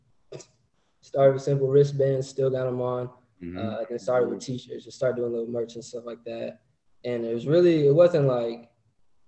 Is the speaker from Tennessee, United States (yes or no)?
no; Cedar Rapids, Iowa, United States; also born or lived in St. Louis; now in San Diego, United States; I'm from Cedar Rapids.